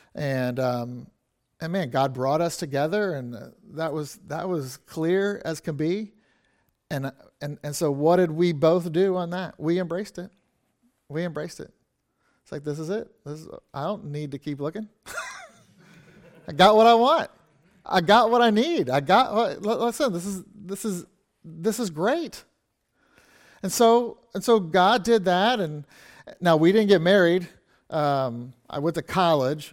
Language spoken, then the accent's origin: English; Kansas City, Missouri, United States; I grew up in a church in Kansas City, like, literally, I, say I grew up in the Kansas City Baptist Temple